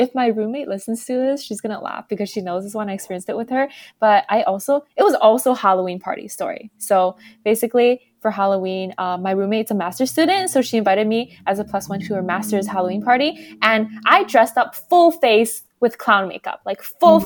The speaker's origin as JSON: {"language": "English", "country": "Canada", "said": "I'm from Canada"}